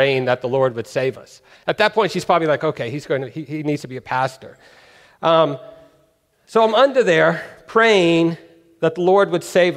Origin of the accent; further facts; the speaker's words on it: California, United States; also born or lived in New York; When I was 4 years old, we moved from New York to California